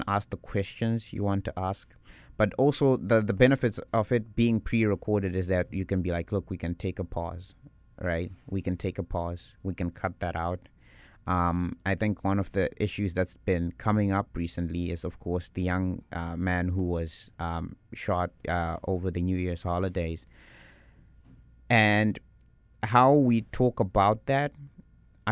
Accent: South Africa; now in Winnipeg, Canada; I'm from South Africa.

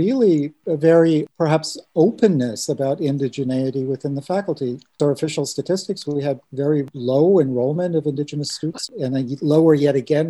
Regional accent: United States; moved away as an adult; now in Manitoba, Canada; I'm not a Canadian, I'm an American

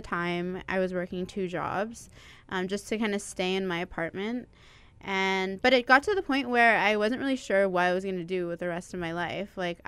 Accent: Toronto, Ontario, Canada; moved away as an adult; now in Winnipeg, Canada; Around the time I was 4 or 5, I moved out to Toronto, and I grew up there until I decided to move back here when I was 21.

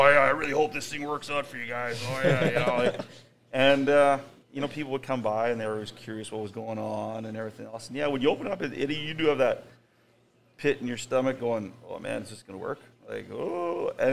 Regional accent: Winnipeg, Manitoba, Canada; I grew up on Arden Avenue in St. Vital

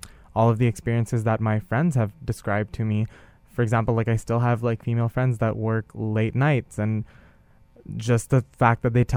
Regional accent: India; moved away; growing up in India and being a cisgender male

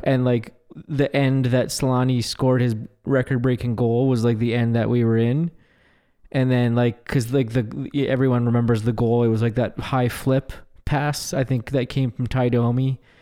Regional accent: Stonewall, Manitoba, Canada; growing up in Stonewall

